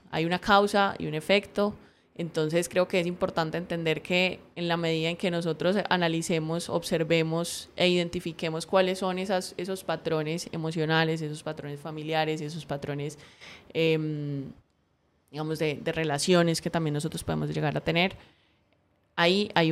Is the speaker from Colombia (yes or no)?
yes; Cali, Valle del Cauca, Colombia; Entonces me estaba escuchando la voz súper paisa, pero no, yo soy súper caleña.